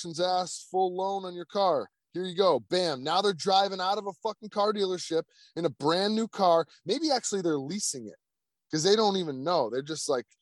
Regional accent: United States; the United States

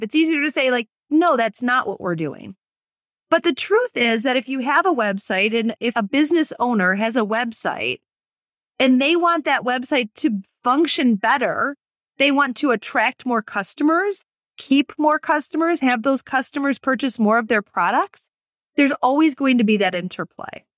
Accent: Michigan, United States; moved away; my home state of Michigan

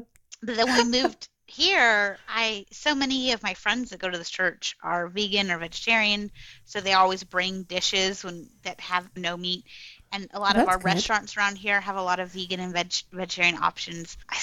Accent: Florida, United States; also born or lived in Michigan; I grew up mostly in Florida, and then I moved to Michigan for a couple of years and then moved back

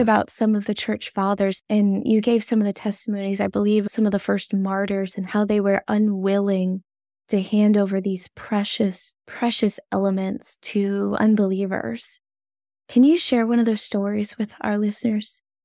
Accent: the South, United States; accent: Southern; I've been told I have a Southern accent.

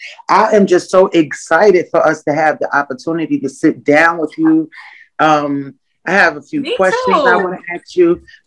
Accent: Yonkers, New York, United States; now in Atlanta, United States; I'm from Yonkers, New York. And I've been here about 7 years.

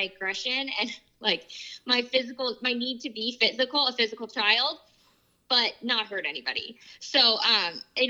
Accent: Southern California, United States; I grew up here in Southern California

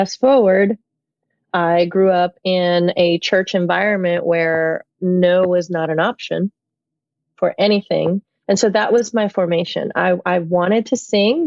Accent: Puerto Rico; also born or lived in New York, United States; When I was 7 years old, I had to be moved. Our family moved from one country to another. We moved from New York to Puerto Rico

